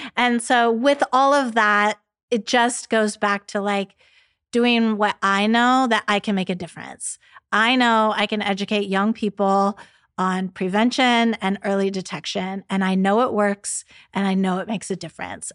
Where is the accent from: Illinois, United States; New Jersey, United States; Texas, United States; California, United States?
California, United States; San Diego; Growing up in San Diego, you know, so close to Mexico